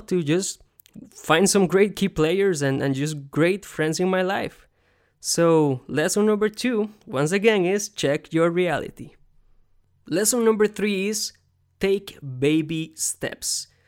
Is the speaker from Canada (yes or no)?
no; Costa Rica; now in United States; I was born here in America, but I grew up in Costa Rica, but I'm still an American.